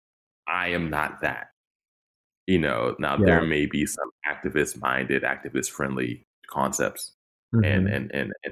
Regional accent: Pittsburgh, Pennsylvania, United States; I'm from Pittsburgh and live in Pittsburgh

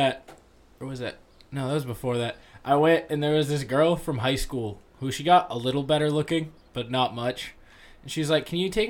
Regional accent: New Hampshire, United States; We're from New Hampshire.

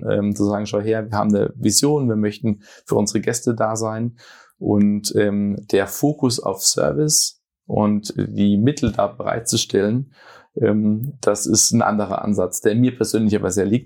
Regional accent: Viernheim, Hesse, Germany; Nein, ich komme ursprünglich aus Firnheim, das ist bei Mannheim, Heidelberg äh, südlichste Stadt Hessens

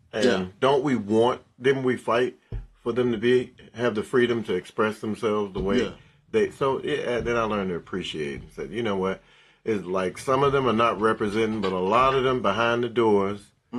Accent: New England, United States; born there; Oh, see, I was born

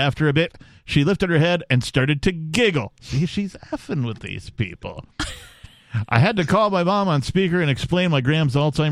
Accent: Wisconsin, United States; I'm from Wisconsin

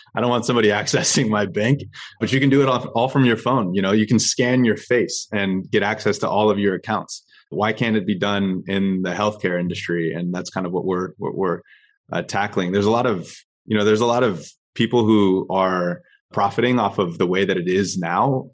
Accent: Orange County, California, United States; now in San Diego, United States; I grew up in Orange County, and now I'm currently based in San Diego

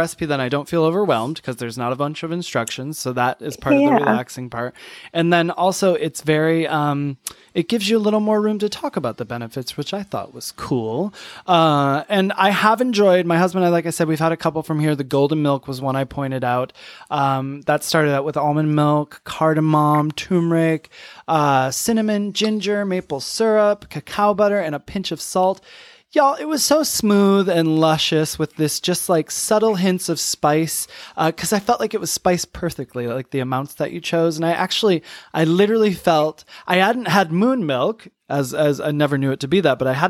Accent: Michigan, United States; also born or lived in New York; now in Atlanta, United States; I'm from Michigan originally. I lived in New York the last 20 years. Now we're in Atlanta

